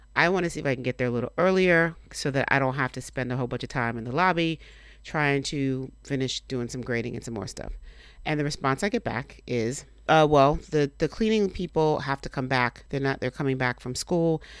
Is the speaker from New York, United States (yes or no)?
no; Miami, Florida, United States; moved away; technically I'm from Miami. I spent most of my formative years there.